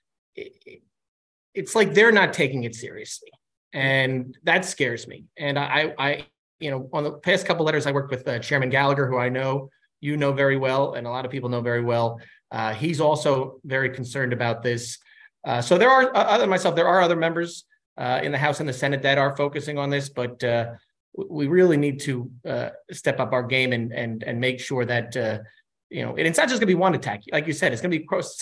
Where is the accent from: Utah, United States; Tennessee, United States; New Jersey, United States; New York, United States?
New York, United States; I'm from New York. I'm a member from New York.